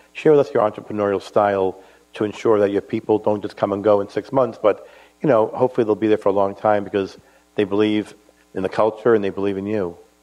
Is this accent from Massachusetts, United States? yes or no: yes; Boston, Massachusetts, United States; as a Bostonian